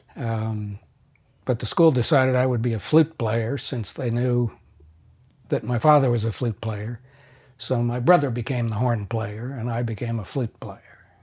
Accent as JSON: {"language": "English", "town": "Madison", "region": "Wisconsin", "country": "United States", "tie": "born or raised there", "also_born_or_lived": "Philadelphia, Pennsylvania", "said": "we moved from Philadelphia to Wisconsin, where my father, uh, taught at the University of Wisconsin-Madison."}